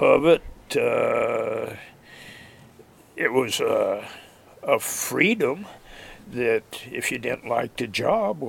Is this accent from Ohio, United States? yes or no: no; Lebanon, Oregon, United States; now in Alaska, United States; I was born in Lebanon, Oregon, and August 16th, 1944